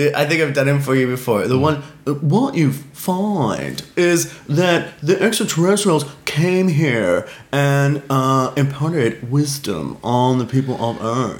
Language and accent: English; Australia